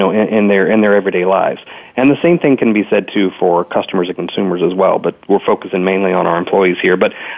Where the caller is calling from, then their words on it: Dallas, Texas, United States; Strangely enough, I'm also calling from Dallas, Texas. And like any good Texan